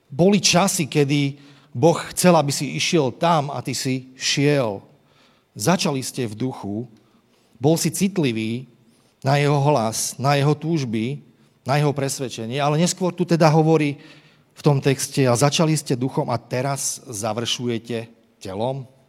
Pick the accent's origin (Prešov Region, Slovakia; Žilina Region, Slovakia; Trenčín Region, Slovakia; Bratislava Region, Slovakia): Trenčín Region, Slovakia; Trenčín; Ja som vyrastal v Trenčine, kde kadial e, tečie rieka Vách.